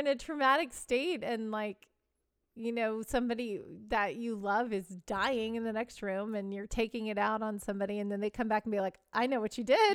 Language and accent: English; Chicago suburbs, Illinois, United States; I grew up in the Chicago suburbs